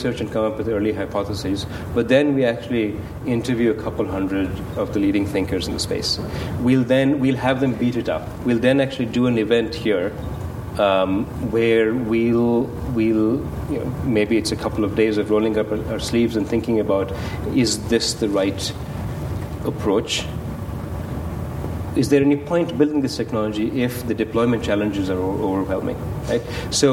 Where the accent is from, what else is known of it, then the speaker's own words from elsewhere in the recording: Kolkata, West Bengal, India; moved away as an adult; now in United States; I grew up in Calcutta